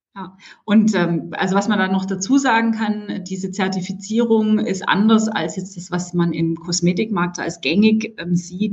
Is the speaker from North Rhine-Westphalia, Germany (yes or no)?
no; Stuttgart, Baden-Württemberg, Germany; als Stuttgarterin